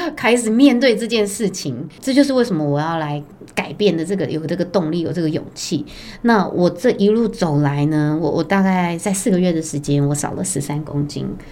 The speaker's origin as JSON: {"language": "Chinese", "region": "Taipei", "country": "Taiwan", "said": "我也是台北人，那我本身是二宝妈"}